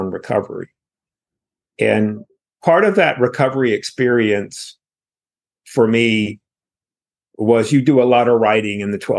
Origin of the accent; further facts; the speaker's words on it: rural North Carolina, United States; I was born in North Carolina. I was born in rural North Carolina